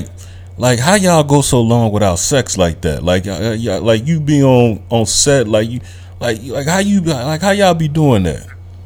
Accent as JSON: {"language": "English", "town": "Chicago", "region": "Illinois", "country": "United States", "said": "we all from Chicago."}